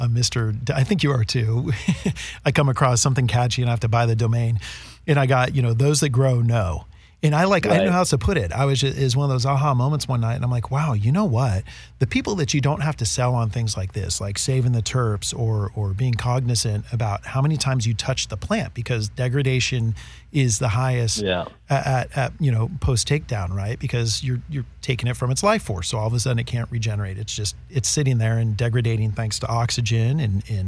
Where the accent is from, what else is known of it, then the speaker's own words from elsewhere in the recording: Northern California, United States; moved away; growing up in NorCal